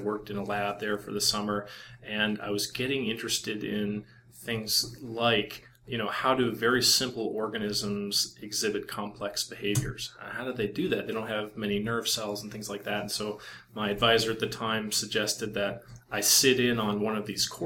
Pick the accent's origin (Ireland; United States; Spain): United States; Iowa; moved away as an adult; also born or lived in Boston / Stanford; I grew up in Iowa, and the only animals around were like pigs and stuff